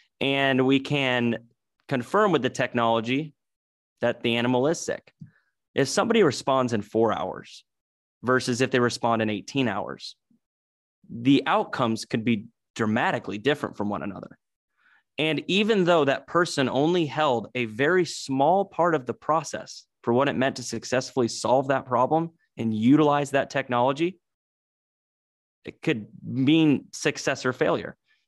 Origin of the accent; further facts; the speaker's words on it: Oskaloosa, Iowa, United States; also born or lived in Kinston, North Carolina; I was born in Kinston, North Carolina, although my family is traditionally from the Midwest. My dad was working for J.C. Howard, so he went over there in the 90s for that opportunity, and we moved back to Iowa. So I was in Southeast Iowa over in Oskaloosa, Pella area.